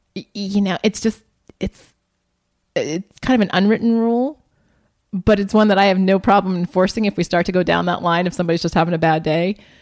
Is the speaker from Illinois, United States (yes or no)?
no; Columbus, Ohio, United States; I grew up in Columbus, Ohio